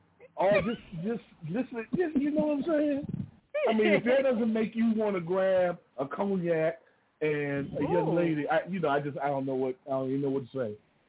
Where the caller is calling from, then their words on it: Washington, District of Columbia, United States; Yeah, this is …. I'm calling from D.C.